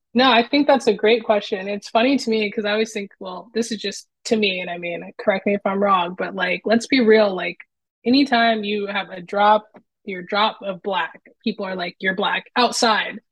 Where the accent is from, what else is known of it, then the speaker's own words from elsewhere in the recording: Los Angeles, California, United States; now in Portland, United States; I'm from Southern California, so LA in that area